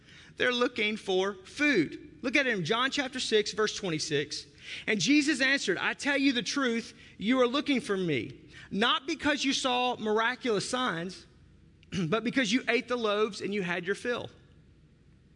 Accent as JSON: {"language": "English", "region": "Arkansas", "country": "United States", "moved": "yes", "lives_now": "Milwaukee, United States", "said": "I'm from Arkansas"}